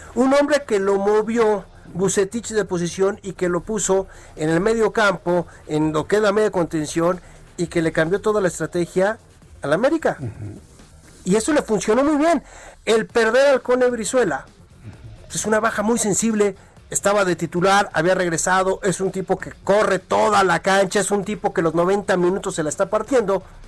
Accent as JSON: {"language": "Spanish", "country": "Mexico", "said": "en México"}